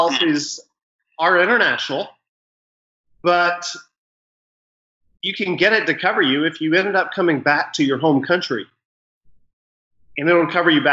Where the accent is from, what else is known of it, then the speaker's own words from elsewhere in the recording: United States; moved away as an adult; also born or lived in Ghana; As an American